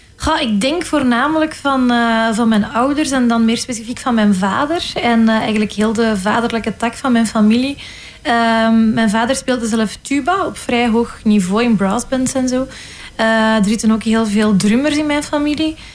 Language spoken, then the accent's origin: Dutch; Flanders, Belgium; accent: Flemish; mijn Vlaamse accent